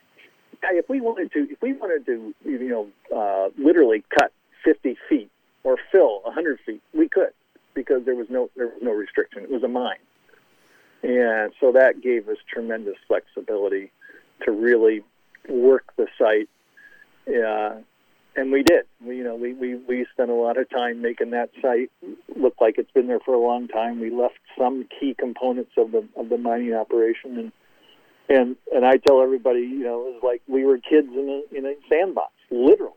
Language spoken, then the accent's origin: English; Iowa, United States; I grew up in Iowa